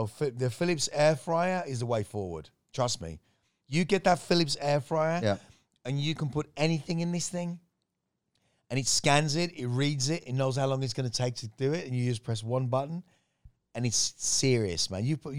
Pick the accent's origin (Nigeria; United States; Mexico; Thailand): Thailand; being able to say I grew up in Thailand.